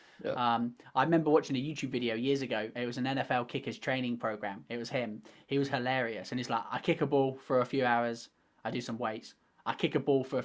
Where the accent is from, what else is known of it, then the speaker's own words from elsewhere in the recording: England, United Kingdom; accent: British; I obviously being English